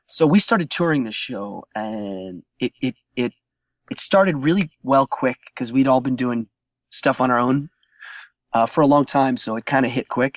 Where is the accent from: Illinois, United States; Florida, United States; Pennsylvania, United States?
Pennsylvania, United States; Altoona; Altoona, Pennsylvania, my hometown